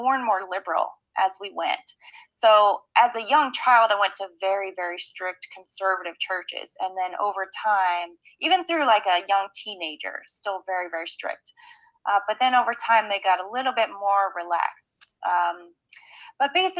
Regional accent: Lexington, Kentucky, United States; moved away as an adult; also born or lived in Leitchfield, Kentucky; now in Philadelphia, United States; I was 2 years old when I moved to Lexington

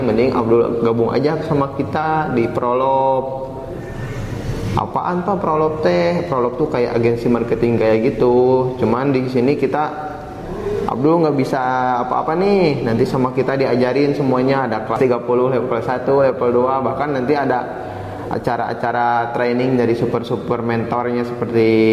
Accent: Cimahi, West Java, Indonesia; Saya berasal dari kota Cimahi

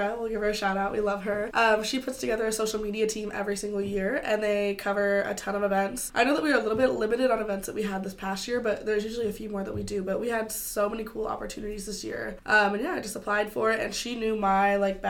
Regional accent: Bloomington, Indiana, United States; moved away as an adult; also born or lived in California; now in Indianapolis, United States; I am from Bloomington, Indiana, originally. I was born in California, but I've basically lived in Bloomington most of my life.

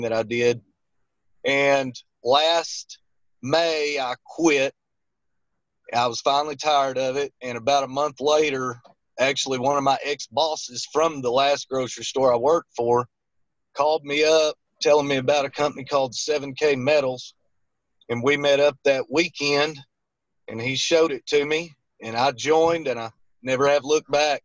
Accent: Little Rock, Arkansas, United States; I'm from the Little Rock, Arkansas area. Lived here my whole life

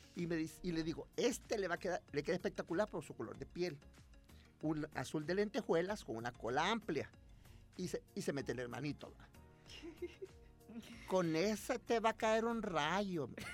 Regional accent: El Salvador

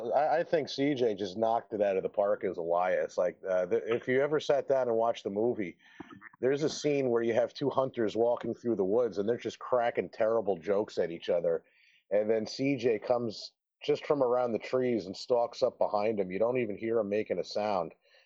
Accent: New Jersey, United States; also born or lived in Las Vegas, Nevada; now in Arizona, United States; coming from Las Vegas, where I'm originally from, to I grew up in New Jersey, then we moved to Las Vegas.

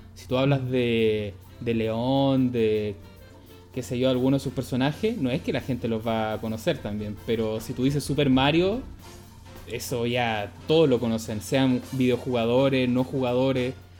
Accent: Santiago, Santiago Metropolitan Region, Chile; yo soy santiaguino

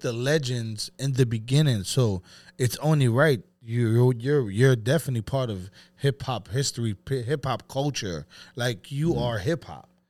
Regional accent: New York City, New York, United States; also born or lived in Bronx; I'm from Brooklyn

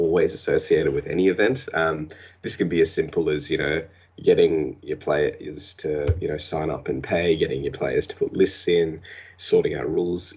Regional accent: Australia; We're Australian.

